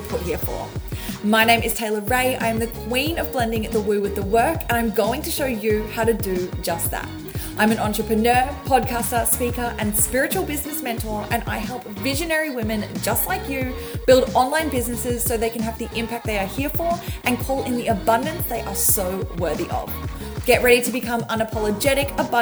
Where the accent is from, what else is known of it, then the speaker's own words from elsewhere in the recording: Melbourne, Victoria, Australia; here in Melbourne, my hometown